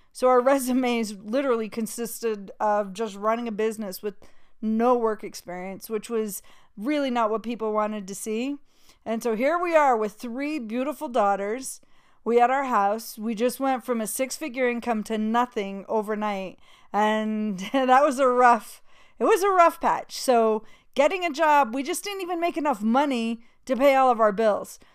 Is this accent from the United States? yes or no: yes; Utah, United States; moved away as an adult; also born or lived in New York; I grew up in Utah